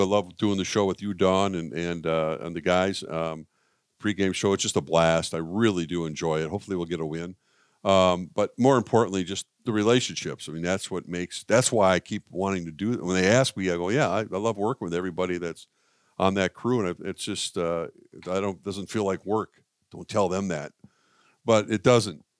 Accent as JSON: {"language": "English", "region": "Minnesota", "country": "United States", "tie": "born or raised there", "said": "as a kid growing up in Minnesota"}